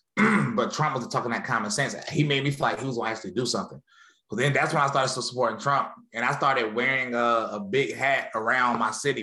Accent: High Point, North Carolina, United States; moved away as an adult; now in Murfreesboro, United States; I was born and raised in High Point, North Carolina

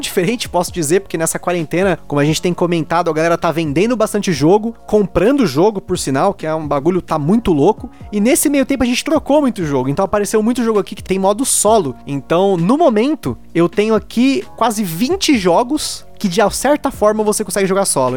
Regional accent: Brazil; moved away as an adult; como bom brasileiro

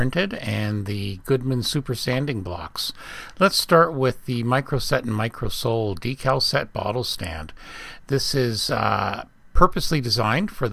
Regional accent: England, United Kingdom; moved away; where I was born in England, they had the ferry service across the Isle of Wight

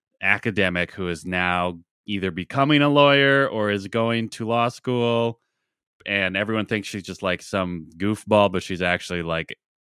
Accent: Boston, Massachusetts, United States; I'm from Boston, Massachusetts.

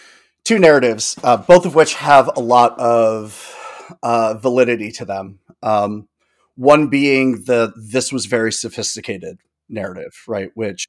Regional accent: United States

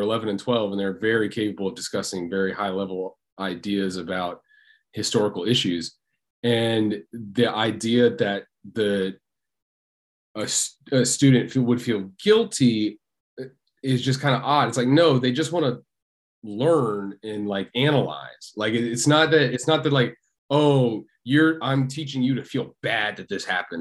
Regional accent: Tennessee, United States; I'm from Tennessee

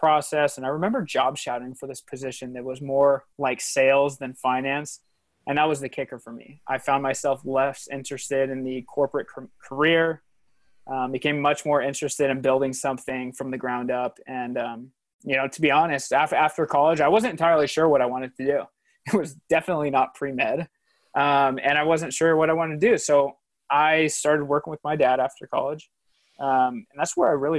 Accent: Spokane, Washington, United States; I was born and raised in Spokane

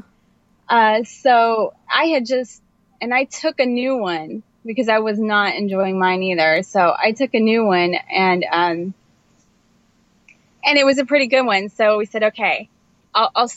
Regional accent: Indiana, United States; moved away; also born or lived in New Jersey; I'm from Indiana, which is in the Midwest

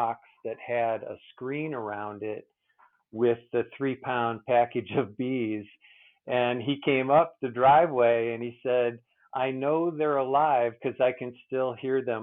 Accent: Ohio, United States; moved away; I grew up in Ohio, and I still go back there a couple times a year to visit family and friends.

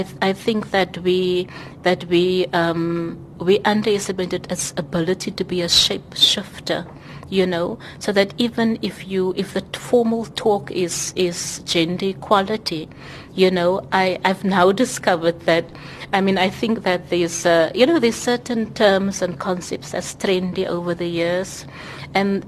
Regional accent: South Africa; I'm a South African

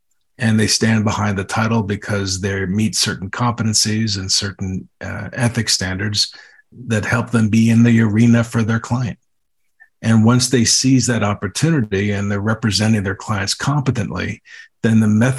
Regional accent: Connecticut, United States; now in Denver, United States; I'm from Connecticut and in New England.

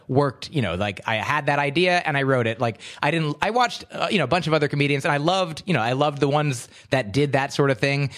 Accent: New Jersey, United States; also born or lived in Livingston, New Jersey; a straight white American American male growing up in New Jersey in the suburbs.

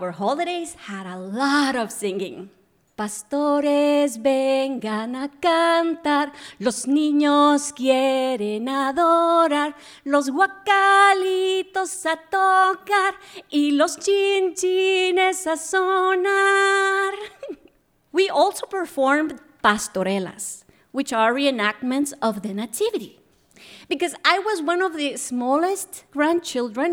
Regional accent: Guatemala; I was a little kid growing up in Guatemala

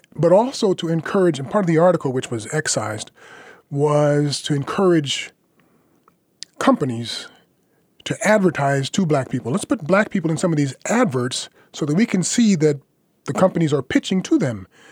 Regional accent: United States; moved away as an adult; now in France; I'm an American. I was born here.

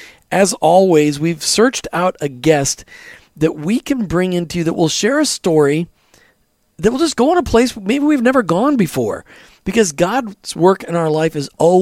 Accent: Minnesota, United States; we're both from Minnesota

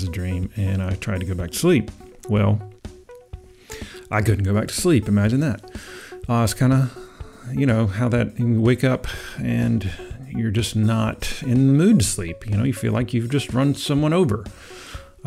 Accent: Georgetown, South Carolina, United States; moved away; my hometown, Georgetown, South Carolina

